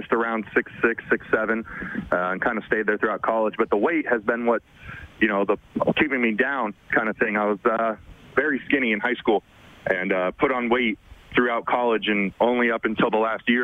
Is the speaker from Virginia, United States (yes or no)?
no; California, United States; also born or lived in Las Vegas, Nevada; I was born and raised in California.